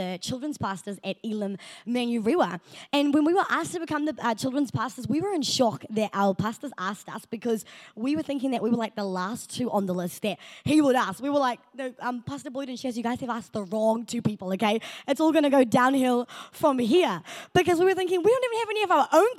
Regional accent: South Africa; moved away; I am South African

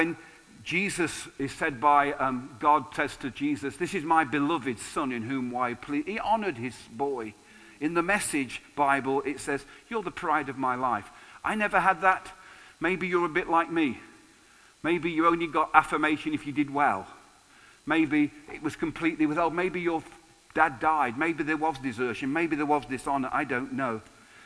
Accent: England, United Kingdom; being English

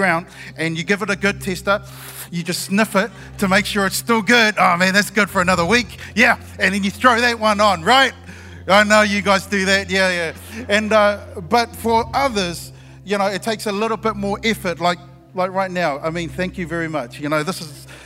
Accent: Christchurch, Canterbury, New Zealand; I'm from Christchurch

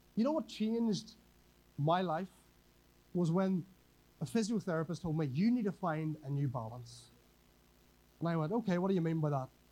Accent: Northern Ireland, United Kingdom; moved away as an adult; now in Whangarei, New Zealand; I'm from Northern Ireland a wee bit further away

